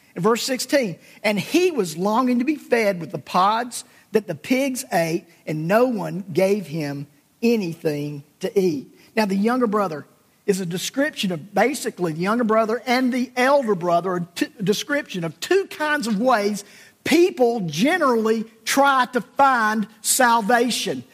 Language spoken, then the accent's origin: English; South Alabama, United States; my childhood growing up in South Alabama